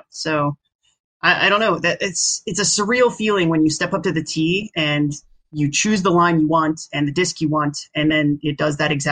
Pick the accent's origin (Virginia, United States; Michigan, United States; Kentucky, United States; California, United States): Virginia, United States; born or raised there